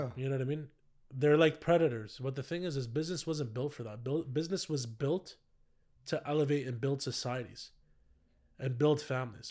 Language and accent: English; Ottawa, Ontario, Canada; born or raised there